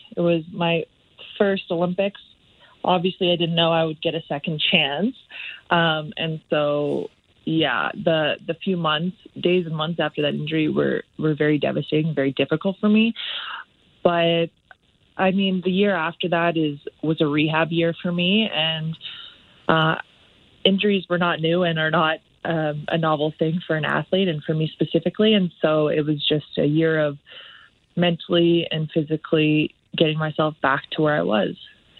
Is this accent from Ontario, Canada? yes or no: no; Olds, Alberta, Canada; now in Calgary, Canada; Yeah, I was born and raised in Olds, Alberta.